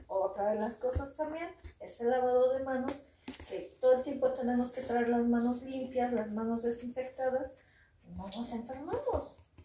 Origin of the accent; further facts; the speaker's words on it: Mexico; somos mexicanos, somos guerreros, este, guerreros aztecas, nuestra sangre es muy fuerte